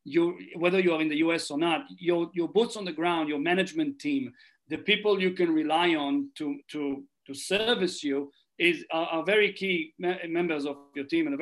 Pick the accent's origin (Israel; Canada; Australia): Israel; moved away as an adult; now in New Zealand; I was born and raised in Israel, mm-hmm. but my mom is an American citizen.